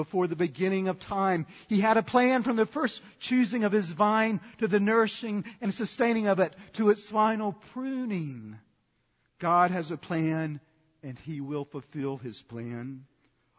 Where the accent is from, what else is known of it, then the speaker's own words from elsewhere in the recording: Sanford, North Carolina, United States; when I was growing up in Sanford, North Carolina